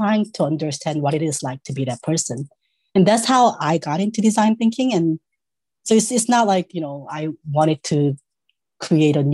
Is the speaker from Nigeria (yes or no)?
no; South Korea; moved away as an adult; now in United States; I was born in South Korea. I came to US to study